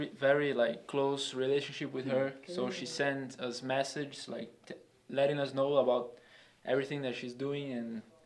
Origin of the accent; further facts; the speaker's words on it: Brazil; moved away as an adult; now in United States; I'm from Brazil, and it's like 12 hours away by plane.